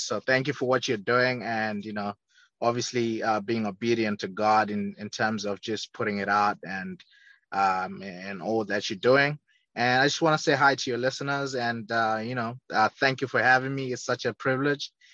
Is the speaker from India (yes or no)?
no; Zimbabwe; moved away as an adult; also born or lived in Leeds, England; now in United States; born and raised in Zimbabwe, a small southern African country